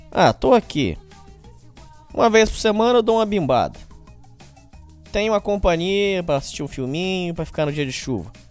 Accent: Petrolina, Pernambuco, Brazil; Sou de Petrolina, no interior de Pernambuco.

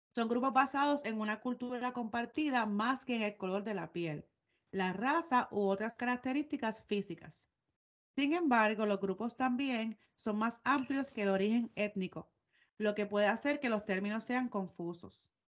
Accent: Puerto Rico; moved away; soy de Puerto Rico

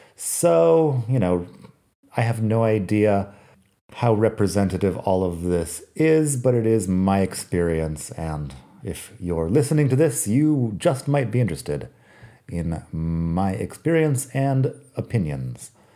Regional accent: United States; moved away as an adult; now in Spain

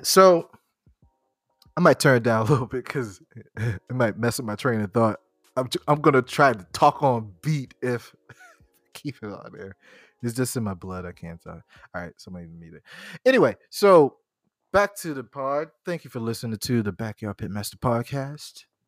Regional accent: Charleston, South Carolina, United States; I grew up in Charleston. I know this. I know this people. I, I, I grew up here

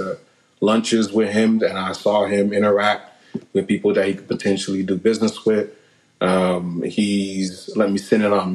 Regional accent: Delray Beach, Florida, United States; also born or lived in Orlando; growing up in Delray Beach there

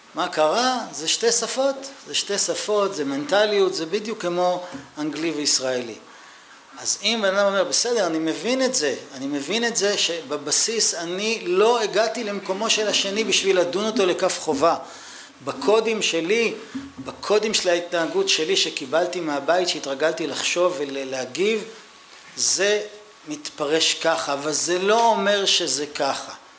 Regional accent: Israel; אני ישראלי

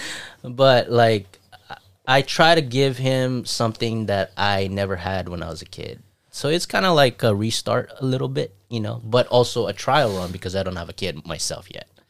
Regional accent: Saipan, Northern Mariana Islands; moved away

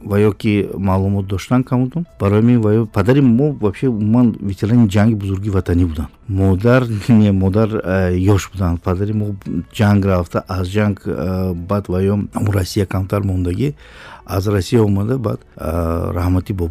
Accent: outside Konibodom, near the Uzbekistan border, Sughd, Tajikistan; moved away; also born or lived in Dushanbe; ман берун аз конибодом дар сарҳади ӯзбекистон таваллуд шудам

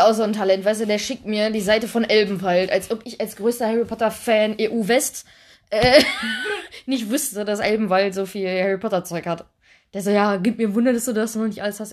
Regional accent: Duisburg, North Rhine-Westphalia, Germany; wir kommen ja aus Duisburg

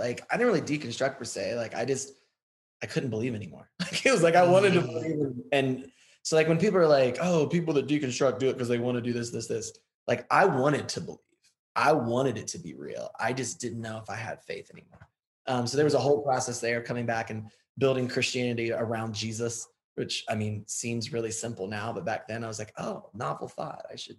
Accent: Southern Ohio, United States; I grew up in Southern Ohio, and your husband actually taught me how to wrestle. I know, right? A little rural Ohio town. My dad was a pastor.

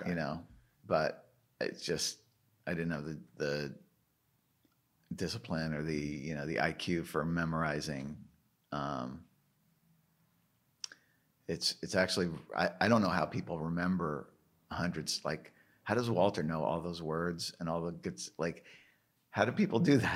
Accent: Canada; Being a Canadian, I think it's like not every Canadian likes

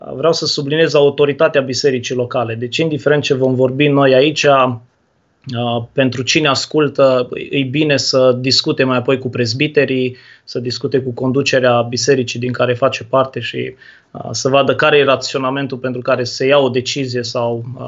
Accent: Turda, Cluj County, Romania; now in Brăila, Romania; Eu sunt din Turda de loc

